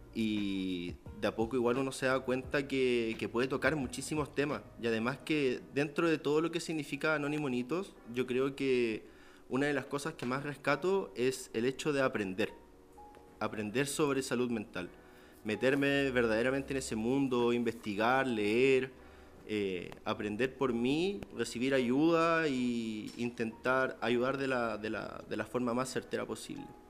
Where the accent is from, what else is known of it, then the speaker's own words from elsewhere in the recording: Santiago, Santiago Metropolitan Region, Chile; soy de Santiago